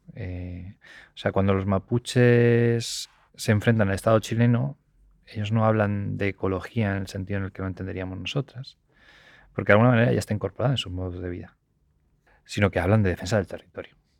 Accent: Spain

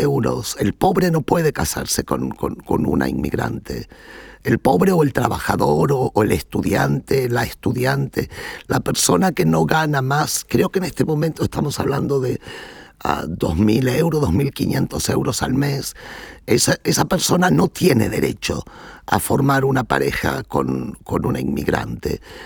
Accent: Berazategui, Buenos Aires Province, Argentina; moved away as an adult; now in Netherlands; yo crecí en Verazategui, que es un suburbio de los suburbios de Buenos Aires

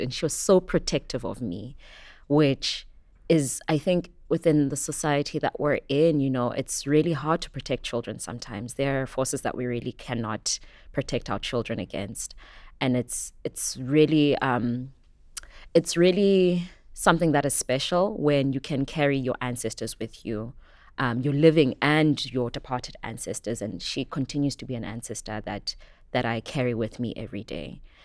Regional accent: Johannesburg, Gauteng, South Africa; moved away as an adult; also born or lived in KwaZulu-Natal; now in Cape Town, South Africa; Born in KwaZulu Natal, brought up in Johannesburg, and have currently made Cape Town my home

